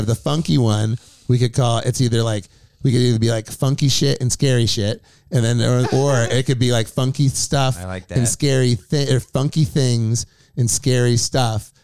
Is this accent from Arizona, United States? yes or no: no; Beaverton, Oregon, United States; also born or lived in Eugene, Oregon; I'm from Beaverton